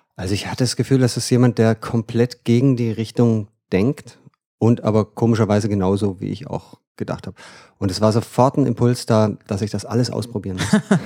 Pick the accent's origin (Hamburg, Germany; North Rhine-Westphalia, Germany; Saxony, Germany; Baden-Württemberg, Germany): Baden-Württemberg, Germany; Freudenstadt; moved away as an adult; also born or lived in Freiburg; now in Bremen, Germany; ich komme aus dem Schwarzwald eigentlich, Aha. Freudenstadt.